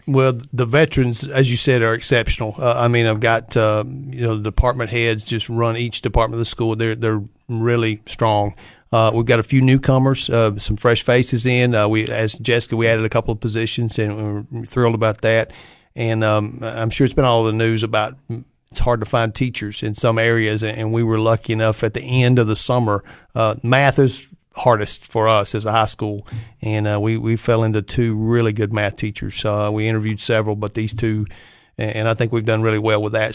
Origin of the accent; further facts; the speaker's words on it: Livingston, Tennessee, United States; grew up in Livingston, uh, went to school there